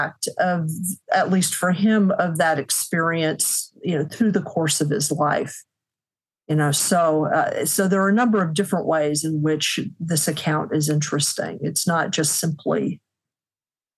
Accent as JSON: {"language": "English", "region": "Midwest", "country": "United States", "said": "speaking as a Midwesterner"}